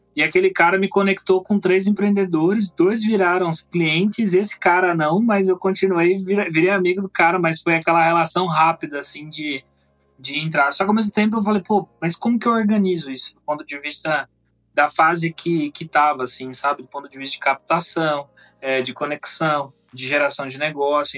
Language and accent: Portuguese; Campinas, São Paulo, Brazil; Falar aqui por Campinas, que basicamente foi onde eu nasci